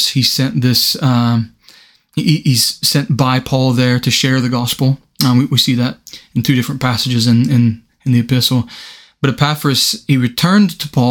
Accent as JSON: {"language": "English", "country": "United States", "moved": "as an adult", "lives_now": "United Kingdom", "said": "being American"}